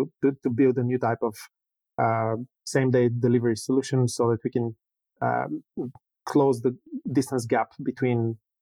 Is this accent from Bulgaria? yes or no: yes; Bulgaria; born or raised there